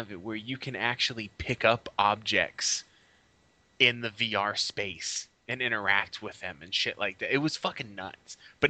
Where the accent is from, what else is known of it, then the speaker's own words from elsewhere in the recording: United States; we're American.